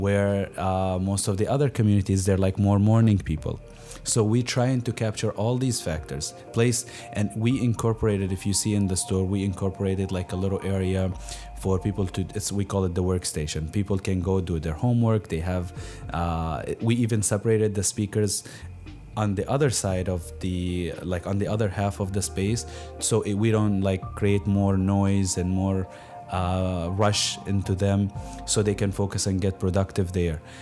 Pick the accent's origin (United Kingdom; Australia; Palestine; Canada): Palestine; moved away as an adult; now in Milwaukee, United States; I was born here in Milwaukee, actually, but my family moved right away to Palestine. And I grew up there till I finished high school, and I came in here for college.